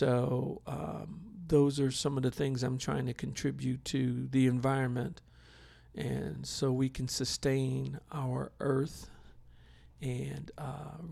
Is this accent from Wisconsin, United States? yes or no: yes; Milwaukee, Wisconsin, United States; I'm originally from Milwaukee, Wisconsin, and we would have severe winters